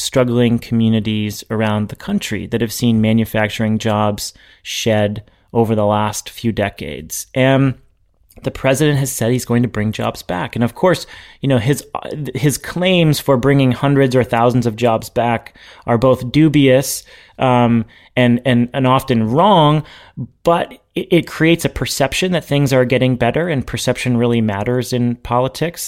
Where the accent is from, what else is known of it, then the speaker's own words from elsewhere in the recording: New Hampshire, United States; now in Massachusetts, United States; I'm from New Hampshire